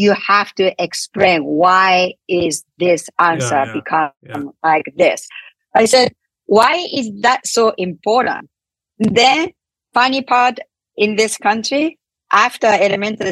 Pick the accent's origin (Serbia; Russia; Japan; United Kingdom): Japan; English is a second language; moved away as an adult; now in United States; I came to this country 31 years ago from Japan, I couldn't speak English this much.